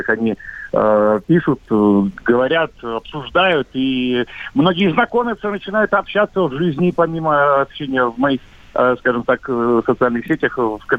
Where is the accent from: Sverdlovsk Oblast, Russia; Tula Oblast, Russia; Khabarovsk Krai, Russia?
Khabarovsk Krai, Russia; Khabarovsk; Да, так точно, Дальний Восток, Хабаровск.